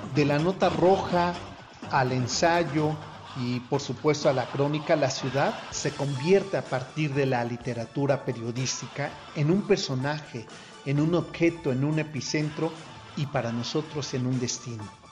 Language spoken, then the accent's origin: Spanish; Mexico City, Mexico; éramos llamados eh, defeños, eh, popularmente también llamados chilangos